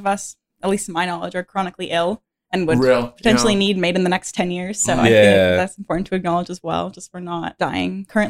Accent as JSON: {"language": "English", "region": "Alberta", "country": "Canada", "said": "I'm from Alberta, so I don't really know anything African."}